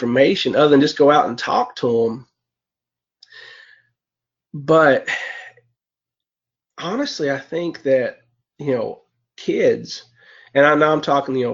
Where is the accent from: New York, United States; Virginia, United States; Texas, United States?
Virginia, United States; Lee County; I'm from Lee County, Virginia